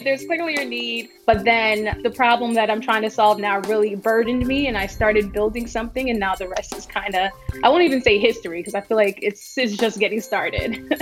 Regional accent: New York City, New York, United States; also born or lived in Bahamas / Washington, D.C.; I was born in the Bahamas, but moved to the United States when I was eight months old. So I'm pretty much American and grew up in New York my entire life. I grew up in the Bronx mostly

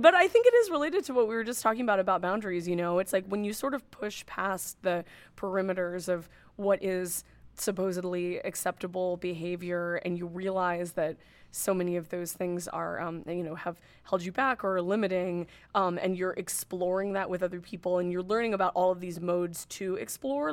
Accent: Northern California, United States; moved away as an adult; now in New York City, United States; I grew up in Northern California and lived in Northern California most of my life. I've been in New York City for six years.

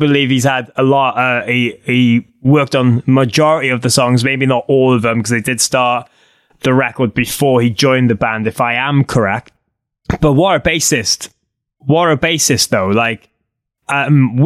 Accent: Cardiff, Wales, United Kingdom; I'm from Cardiff.

